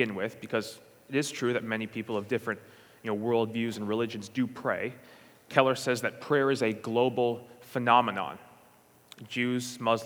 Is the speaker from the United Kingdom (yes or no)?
no; St. John's, Newfoundland and Labrador, Canada; I'm from St. John's, Newfoundland, and Labrador